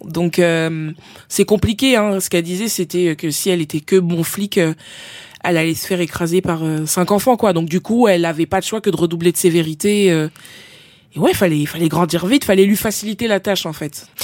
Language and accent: French; Épinay-sous-Sénart, Île-de-France, France; also born or lived in Villeneuve-Saint-Georges; Je suis né à Villeneuve-Saint-Georges, mais j'ai grandi dans une petite ville dans le 91 qui s'appelle Épinay-sous-Sénart